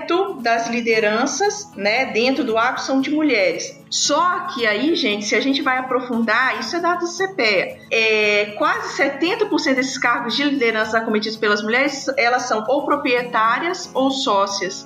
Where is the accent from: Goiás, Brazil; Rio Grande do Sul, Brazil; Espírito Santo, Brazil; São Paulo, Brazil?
Espírito Santo, Brazil; Baixo Guandu; moved away as an adult; also born or lived in Viçosa, Minas Gerais; now in Sinop, Brazil; eu sou do interior do Espírito Santo, sou de Baixo Guandu.